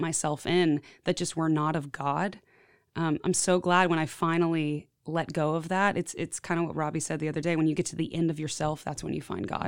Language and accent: English; Houston, Texas, United States; moved away as an adult; now in Nashville, United States; I've been in Nashville for about eight years, and I grew up in Houston, Texas